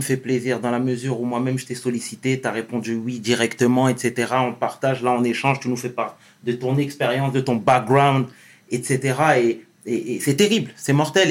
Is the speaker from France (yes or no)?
no; Senegal; je suis d'origine du Sénégal, je viens du Sénégal